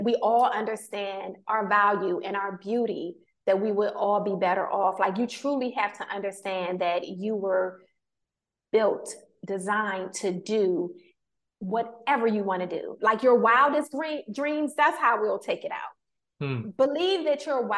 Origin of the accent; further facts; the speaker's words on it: Washington, District of Columbia, United States; me growing up in Washington, D.C., that's Chocolate City